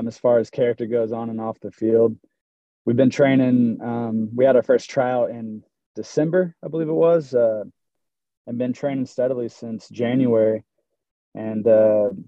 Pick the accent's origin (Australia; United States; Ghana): United States; Broken Arrow, Oklahoma; I'm from Broken Arrow, born and raised, graduated from Broken Arrow High School